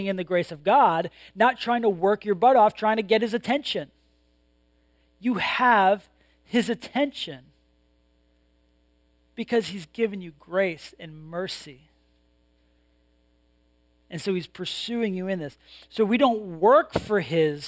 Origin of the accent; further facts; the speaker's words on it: New England, United States; I grew up in New England